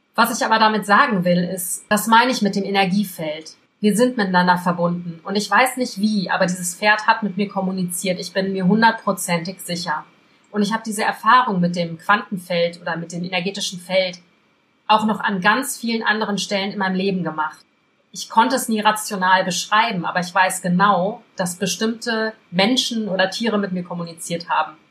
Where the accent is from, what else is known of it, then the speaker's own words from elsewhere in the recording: Belgium; ich bin in Belgien groß geworden